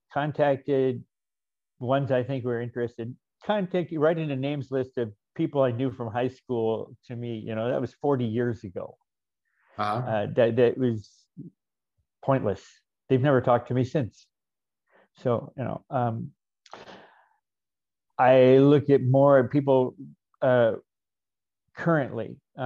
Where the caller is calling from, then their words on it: Chaparral, New Mexico, United States; Chaparral, New Mexico.